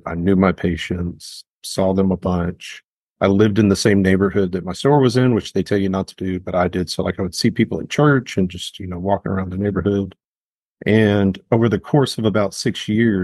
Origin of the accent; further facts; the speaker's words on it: Memphis, Tennessee, United States; I grew up here in Memphis